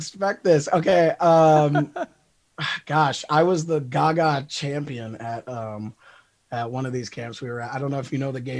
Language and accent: English; Speculator, New York, United States; now in Lynchburg, United States; Upstate New York. It's a little, very, very small town called Speculator.